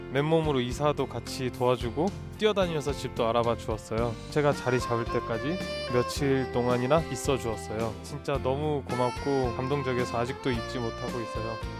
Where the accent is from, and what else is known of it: South Korea; moved away as an adult; now in Hong Kong